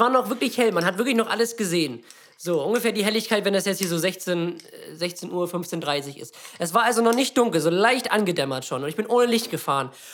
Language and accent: German; Lübeck, Schleswig-Holstein, Germany; bei uns in Lübeck